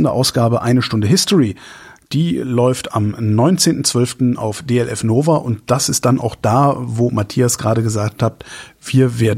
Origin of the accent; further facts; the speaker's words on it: Cologne, North Rhine-Westphalia, Germany; Und alleine da, wo du in Köln wohnst und ich nicht mehr, ich da aber geboren bin und du nicht, äh, und wir beide Kölner sind